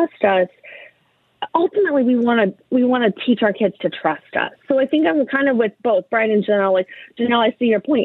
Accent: Northeast Ohio, United States; now in Columbus, United States; I grew up in Northeast Ohio.

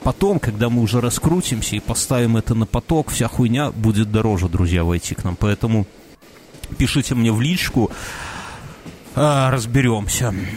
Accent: Belarus; мы белорусы

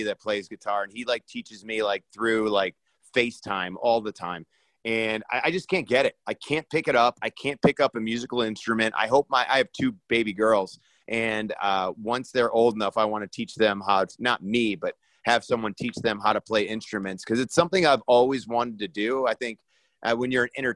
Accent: Parma, Ohio, United States; moved away as an adult; now in Los Angeles, United States; I'm originally from Parma, Ohio. It's a suburb outside of Cleveland. Obviously, the reason I'm a Cleveland Browns fan is because I've lived there my entire life.

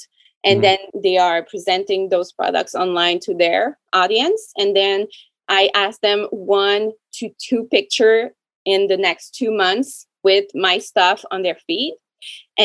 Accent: Canada; I'm French Canadian

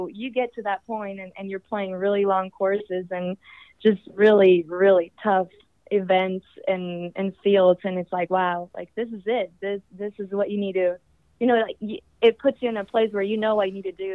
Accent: Northeast Mexico, Mexico; I'm from the Northeast

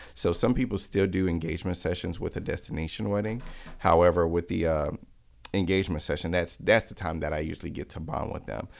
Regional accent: Miami, Florida, United States; now in Atlanta, United States; I'm from Miami, born and raised

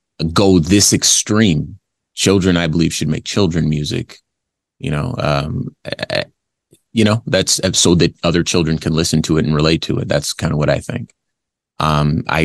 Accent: Compton, California, United States; I'm from Compton, California. Remember that? I was born in 82. So I came from the worst of it.

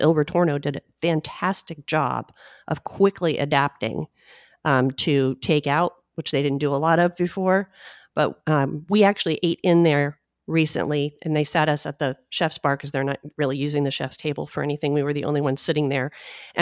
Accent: Clearwater, Florida, United States; I grew up here, though. I grew up in Clearwater

